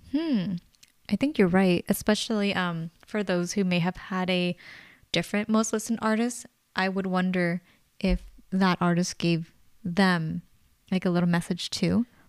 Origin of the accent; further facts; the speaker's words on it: Bay Area, California, United States; we're born and raised in the Bay Area